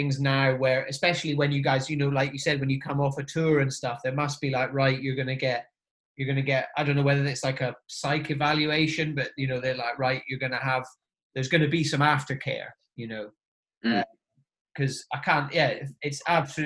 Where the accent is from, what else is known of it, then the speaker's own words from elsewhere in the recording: Inverness, Scotland, United Kingdom; where I grew up as well, like Inverness